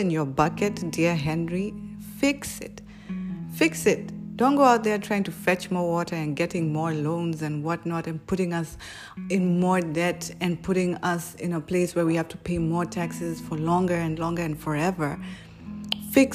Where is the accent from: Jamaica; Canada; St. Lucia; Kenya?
Kenya; We as Kenyan people